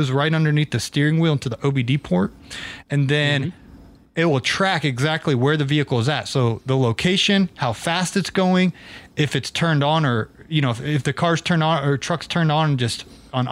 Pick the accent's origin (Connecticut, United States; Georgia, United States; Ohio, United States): Georgia, United States; Atlanta; I'm from Atlanta